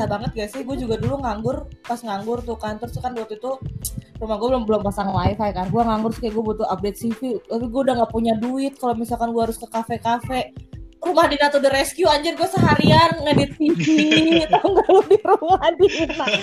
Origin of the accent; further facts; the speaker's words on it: Bogor, West Java, Indonesia; jadi sekolah gue dari SD sampai SMA tuh lancar banget kayak gue masuk sekolah gampang gitu loh kayak misalnya gue SD di yang yang yang quiet populer di Bogor SMP SMA juga yang terbaik alhamdulillah katanya sih terbaik di Bogor gitu